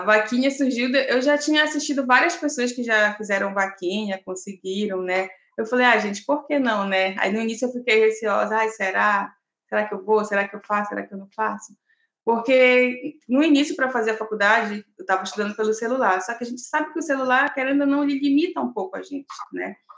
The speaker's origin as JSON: {"language": "Portuguese", "town": "Belém", "region": "Pará", "country": "Brazil", "tie": "born or raised there", "moved": "as an adult", "lives_now": "Florianópolis, Brazil", "said": "Belém é minha cidade natal"}